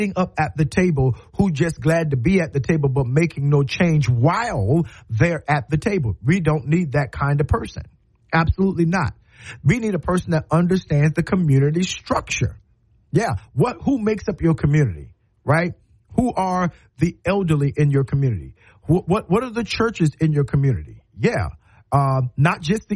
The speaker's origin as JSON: {"language": "English", "town": "Moncks Corner", "region": "South Carolina", "country": "United States", "tie": "born or raised there", "also_born_or_lived": "Cross, South Carolina", "moved": "yes", "lives_now": "Tuscaloosa, United States", "said": "When I grew up in Monk's Corner"}